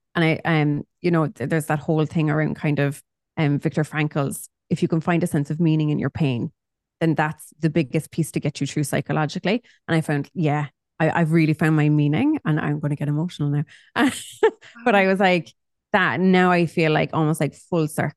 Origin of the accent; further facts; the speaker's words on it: Cork, Munster, Ireland; I'm from Cork